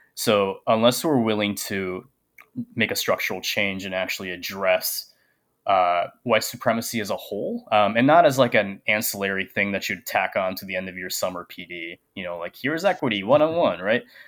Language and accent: English; Japan; now in Minneapolis, United States; I'm a uh, Sri Lankan American. Um, I was born and raised in Japan